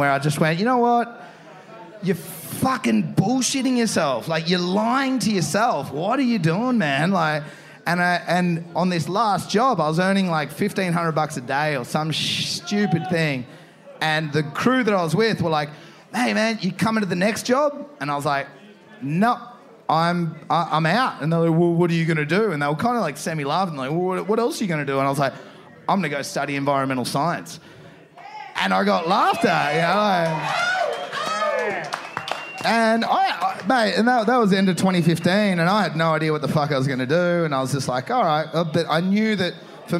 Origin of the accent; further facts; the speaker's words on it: Torquay, Victoria, Australia; I'm in my hometown here, and I love Torquay